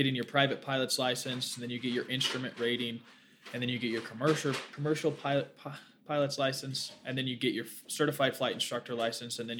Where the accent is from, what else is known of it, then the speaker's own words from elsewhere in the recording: Hurricane, Utah, United States; also born or lived in St. George, Utah; I was born in Hurricane, but I spent some time in St. George